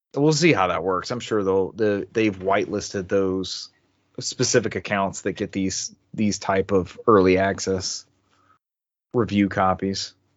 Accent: the South, United States; growing up in the South like I have

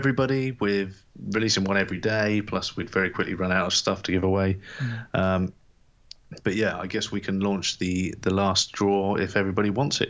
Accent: Landstuhl, Rhineland-Palatinate, Germany; born there; So I was born Landstuhl, Germany. And I think I was born in the American hospital, the USAF hospital.

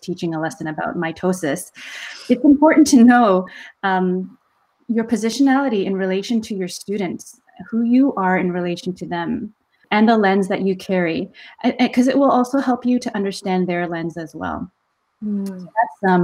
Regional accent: Canada; as a Canadian Korean

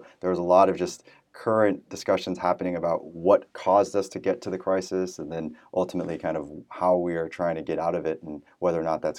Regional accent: San Francisco Bay Area, California, United States; moved away as an adult; also born or lived in New York City; So I was born and raised in the San Francisco Bay Area, went to college in New York City at Columbia University

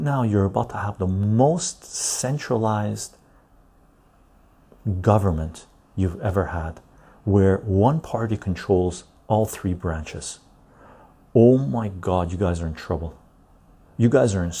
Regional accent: Canada; I'm a Canadian tea drinker.

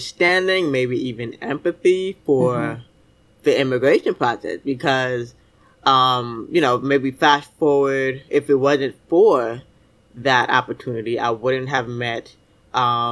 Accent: Miami, Florida, United States; also born or lived in Fort Lauderdale, Florida; I grew up in Miami, Fort Lauderdale, Florida.

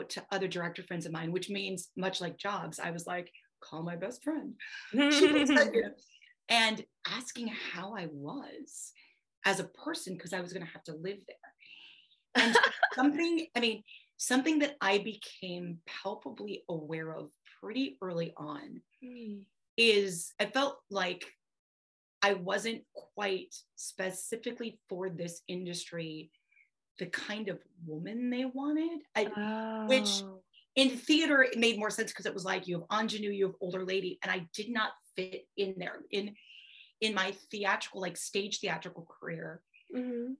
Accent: Wisconsin, United States; I'm Eastern European. I'm from Wisconsin. I am farm strong

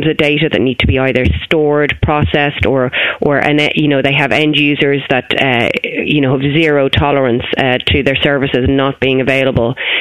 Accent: Ireland

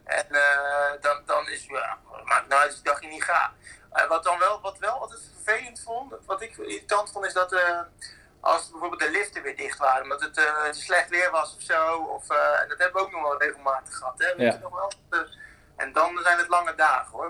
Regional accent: Netherlands; wij dan als Nederlanders

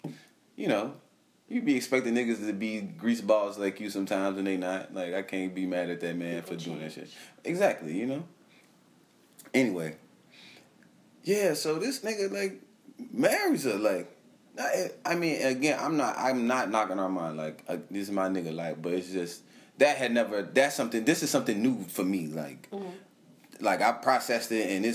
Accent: California, United States; I'm from California, too

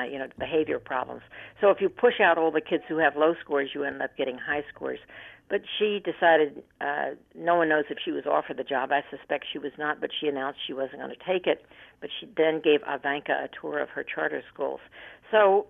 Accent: United States; as an American and somebody who's lived a long life

